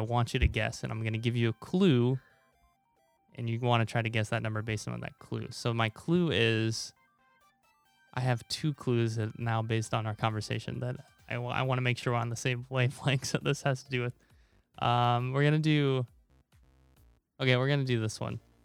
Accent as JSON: {"language": "English", "town": "Omaha", "region": "Nebraska", "country": "United States", "tie": "born or raised there", "also_born_or_lived": "Taiwan / Korea", "moved": "yes", "lives_now": "California, United States", "said": "growing up in Nebraska and now living in California"}